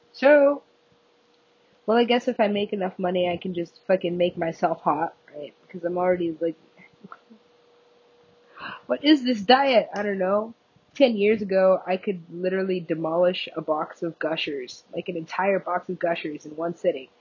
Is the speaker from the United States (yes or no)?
yes; United States; I am American